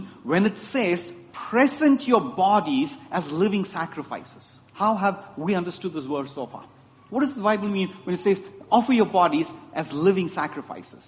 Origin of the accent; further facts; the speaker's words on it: Chennai, Tamil Nadu, India; I grew up in Chennai, and my dad, in all his wisdom, decided I need to learn Hindi